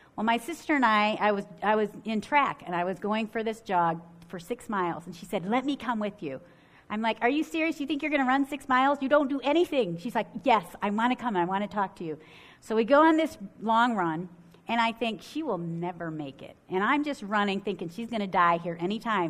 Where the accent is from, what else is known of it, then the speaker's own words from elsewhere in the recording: Ohio, United States; now in Michigan, United States; I grew up in Ohio and now live in Michigan